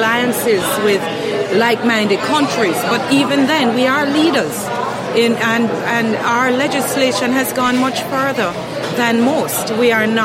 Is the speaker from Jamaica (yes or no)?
yes; Jamaica